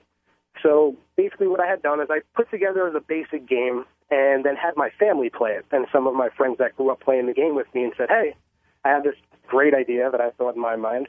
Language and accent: English; Bellmore, New York, United States; I actually grew up in Long Island, New York